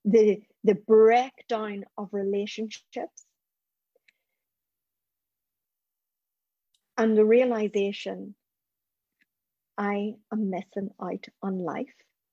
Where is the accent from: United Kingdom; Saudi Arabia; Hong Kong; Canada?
United Kingdom; Northern Ireland; the trauma I experienced growing up in Northern Ireland.